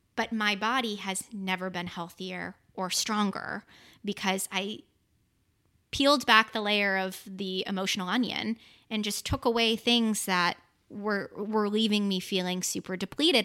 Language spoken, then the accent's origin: English; Boston, Massachusetts, United States; I'm from Boston, Massachusetts